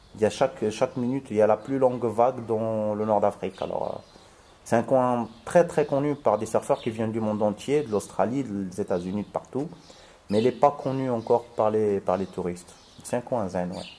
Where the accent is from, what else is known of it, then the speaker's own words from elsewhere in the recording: Morocco; je suis marocain